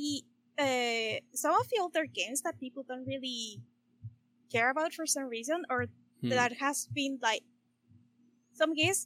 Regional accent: Chile; I am from Chile.

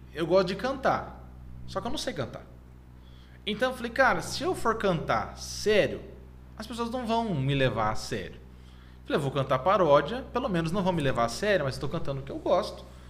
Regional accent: Jundiaí, São Paulo, Brazil; also born or lived in Votorantim / Sorocaba; E eu vivi minha vida toda em Jundiaí.

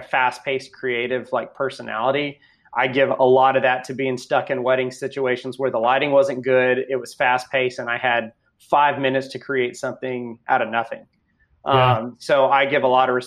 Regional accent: Austin, Texas, United States; also born or lived in Houston, Texas; I born and raised Texan. I was born in Houston, but pretty much grew up in the greater Austin

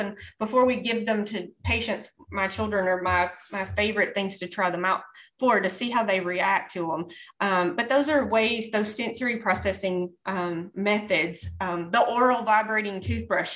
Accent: the South, United States; I grew up in the South

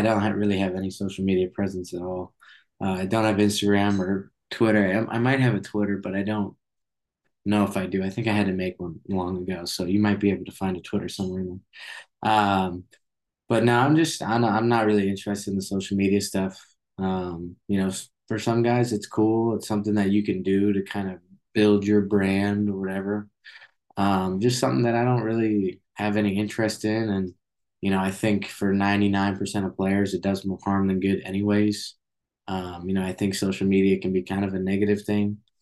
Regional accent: Boston area, Massachusetts, United States; born or raised there

